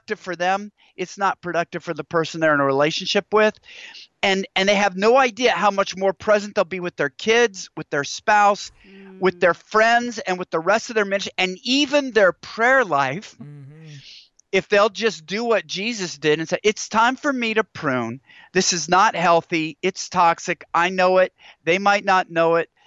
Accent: Washington, United States; Growing up in Washington State

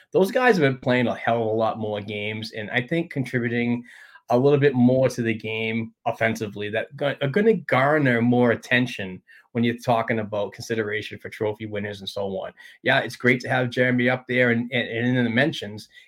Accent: Sweden; English is a second language; you're from Alaska. I'm from Sweden, but somehow we're family

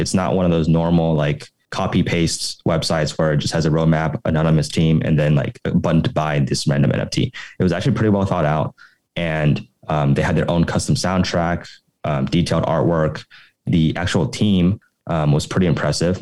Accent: Oklahoma City, Oklahoma, United States; moved away as an adult; also born or lived in Los Angeles / San Francisco / New York; now in Taipei, Taiwan; I grew up originally in Oklahoma City in the US and then went to study at UCLA

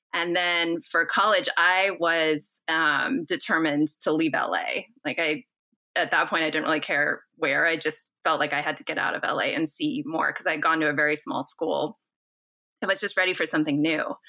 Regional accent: Los Angeles, California, United States; moved away as an adult; now in Bay Area, United States; I grew up in Los Angeles

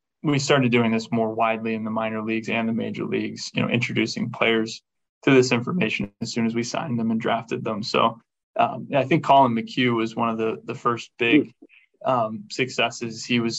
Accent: Carmichaels, Pennsylvania, United States; moved away; I grew up in southwestern Pennsylvania, about 60 miles south of Pittsburgh

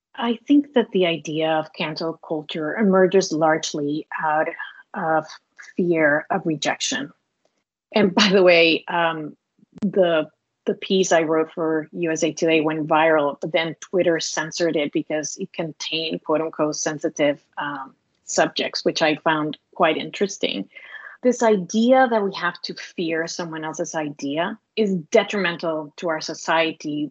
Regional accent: Cuba; accent: Hispanic; English is a second language; moved away; also born or lived in Milwaukee, Wisconsin

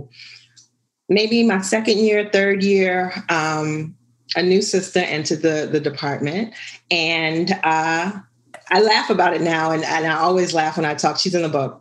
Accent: New Orleans, Louisiana, United States; I am Ghanaian, born in America. But I was born and raised in New Orleans.

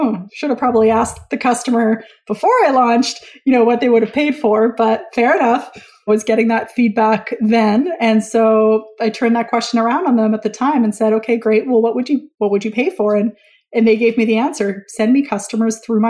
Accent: Vancouver, British Columbia, Canada; my hometown of Vancouver, BC, Canada

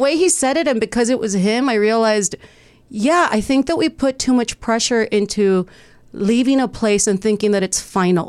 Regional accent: Texas, United States; now in Los Angeles, United States; I moved around a lot. I moved from Texas. I went to college for a bit in St. Louis.

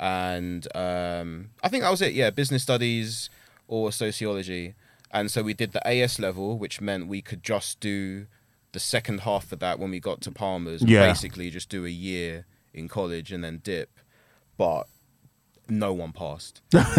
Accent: Chafford, East of England, United Kingdom; also born or lived in New Cross; I was born in New Cross, lived there till I was like 3. We were like one of the first families to move into Chafford, like 94, 95.

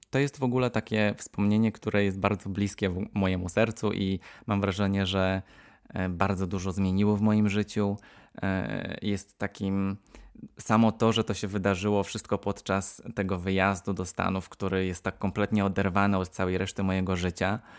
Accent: Poland; born or raised there; moved away; also born or lived in United States

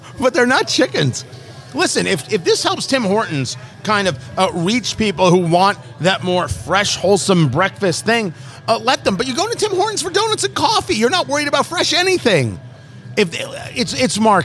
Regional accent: New Jersey, United States; Growing up in Jersey, pound cake, you got it at the diner

